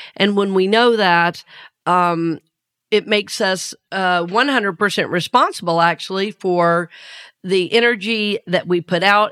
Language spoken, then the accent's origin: English; the South, United States; accent: Southern; I grew up in the South